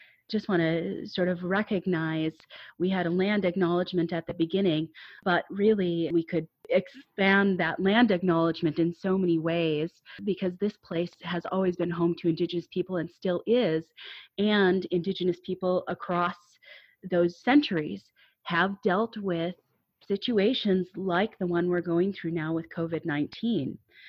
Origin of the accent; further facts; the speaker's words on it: Minneapolis, Minnesota, United States; moved away as an adult; now in Milwaukee, United States; I live in Milwaukee. This is my first year living in Milwaukee. I'm coming from Minnesota and Minneapolis. That's my home and my homelands, and I'm happy to be here.